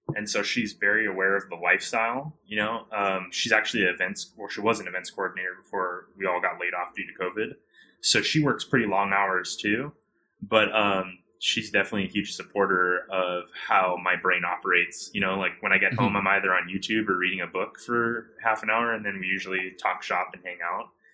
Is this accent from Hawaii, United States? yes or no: yes; Hawaii, United States; I'm from Hawaii originally, so I grew up with a lot of the farmers and a lot of their children